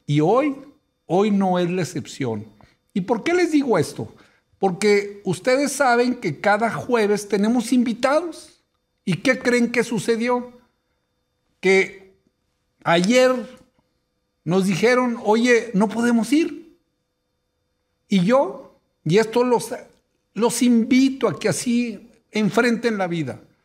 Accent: Torreón, Coahuila, Mexico; moved away; soy originario de Torreón, Coahuila

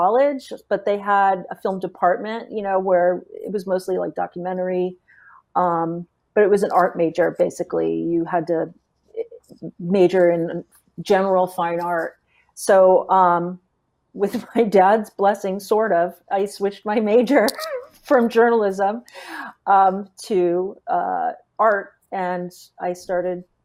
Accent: Tucson, Arizona, United States; I grew up in Tucson, Arizona, and I ended up going to college there through the University of Arizona.

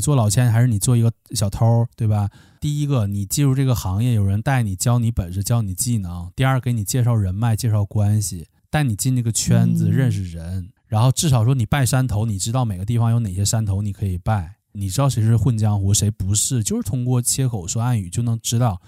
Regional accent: Northeast China, China; accent: Northeastern (Dongbei) dialect; 我们东北话

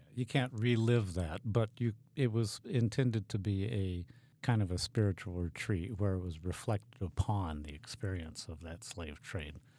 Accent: United States; moved away as an adult; also born or lived in Haiti; for all us freedom loving Americans

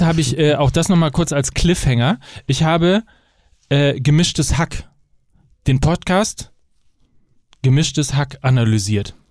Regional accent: near Verl, North Rhine-Westphalia, Germany; now in Hamburg, Germany; bin zwar dreizehn Kilometer von Ferl entfernt aufgewachsen

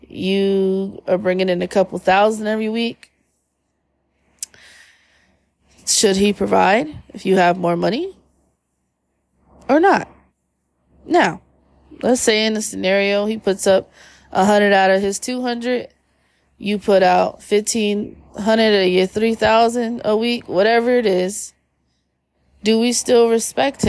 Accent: Philadelphia, Pennsylvania, United States; we're from Philly

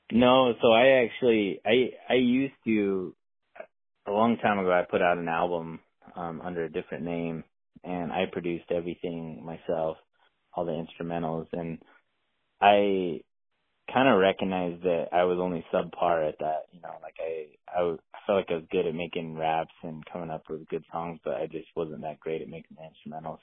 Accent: Utah, United States; I'm from Utah, so grew up hunting elk and deer, antelope, a little bit of everything

